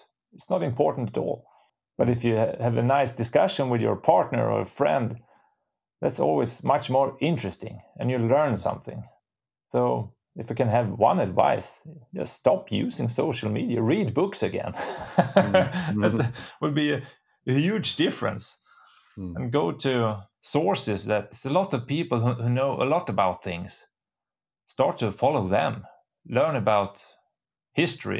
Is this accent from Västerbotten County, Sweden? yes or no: yes; Storuman, Västerbotten County, Sweden; is the place where I was born. My parents still live here. I have my roots here. I know all the small roads